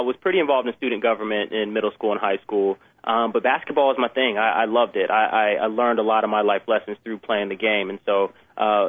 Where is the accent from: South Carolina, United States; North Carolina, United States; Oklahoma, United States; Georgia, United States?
South Carolina, United States; Irmo; moved away as an adult; also born or lived in Charleston, South Carolina; now in Los Angeles, United States; grew up in a small town called Irmo, right outside Columbia